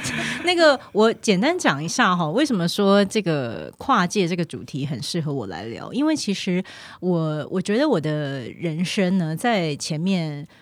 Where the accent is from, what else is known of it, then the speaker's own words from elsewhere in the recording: Taiwan; moved away as an adult; also born or lived in Mainland China; 我虽然 是从小在台湾长大